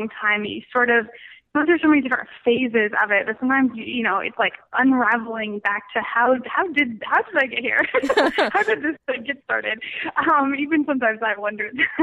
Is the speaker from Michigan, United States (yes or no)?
yes; Royal Oak, Michigan, United States; now in Los Angeles, United States; I actually grew up in Royal Oak